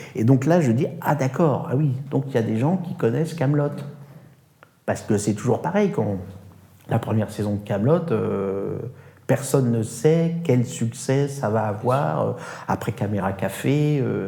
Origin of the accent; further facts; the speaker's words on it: France; je ne suis pas italien ni russe, je suis français